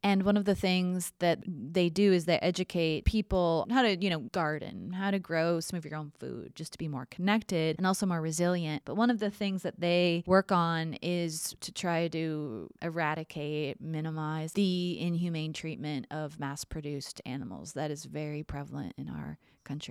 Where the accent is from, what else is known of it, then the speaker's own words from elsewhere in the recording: Minnesota, United States; moved away as an adult; also born or lived in Montana / Washington, D.C.; now in Texas, United States; I grew up in Minnesota